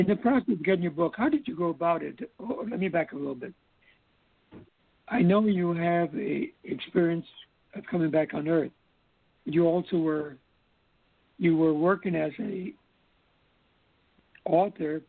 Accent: U.S. Virgin Islands; I grew up here in the Virgin Islands

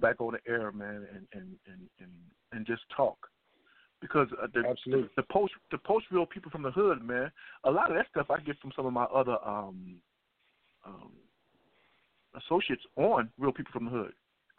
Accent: Chicago, Illinois, United States; also born or lived in Cabrini-Green, Chicago / Roseland, Chicago; I grew up on Lawndale. We moved in Cabrini. Then we moved into Roseland. And now I live in Inglewood.

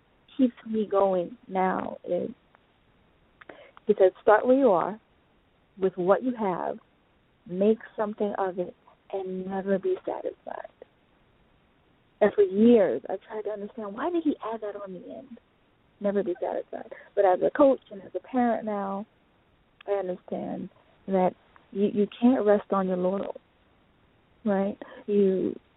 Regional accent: United States; I'm declared an African, born and raised in America

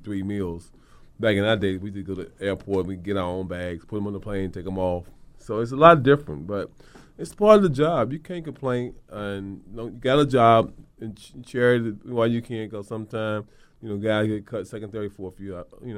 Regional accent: Cleveland, Ohio, United States; now in New York, United States; Cleveland, New York. I'm back in New York.

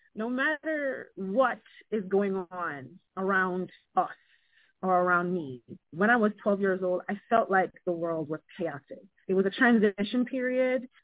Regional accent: Jamaica; now in United States; being Jamaican

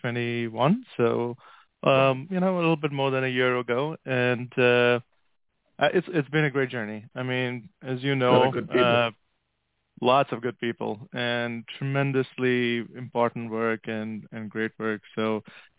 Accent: India; moved away as an adult; also born or lived in Oman / Atlanta, United States / Pittsburgh, United States; now in United States; I grew up in India and in Oman, which is in the Gulf in the Middle East

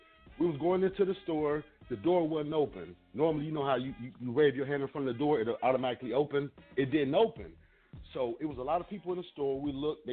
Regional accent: Ohio, United States; moved away as an adult; also born or lived in Florida; now in Hillsborough County, Florida, United States; I'm from Ohio

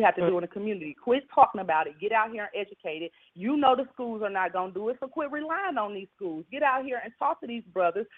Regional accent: Cincinnati, Ohio, United States; born or raised there

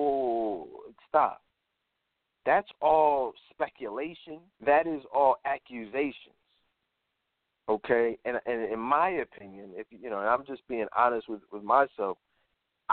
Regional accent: Philadelphia, Pennsylvania, United States; I grew up in Philadelphia

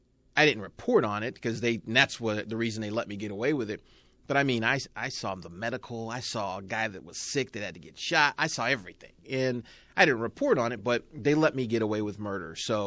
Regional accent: Milford, Kansas, United States; I came from Wichita. I worked in Wichita. I'm from Milford, Kansas.

